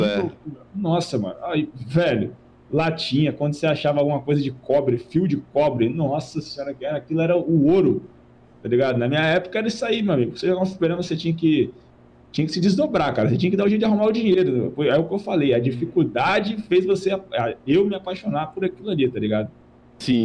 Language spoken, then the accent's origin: Portuguese; Vila Velha, Espírito Santo, Brazil; Eu, moro em, eu sou de Vila Velha, Espírito Santo